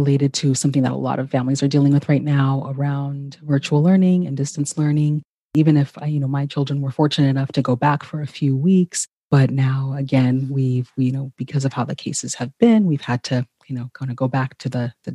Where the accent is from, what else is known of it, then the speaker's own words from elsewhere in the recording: Ghana; moved away; Ghana, my home country